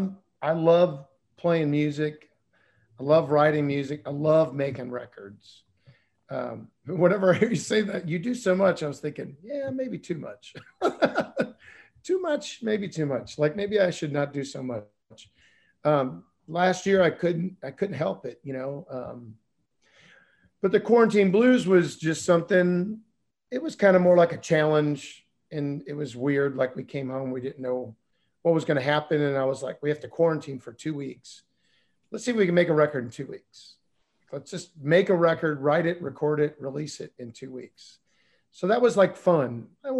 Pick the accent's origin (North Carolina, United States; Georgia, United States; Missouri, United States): Missouri, United States; St. Louis; growing up in South St. Louis and being poor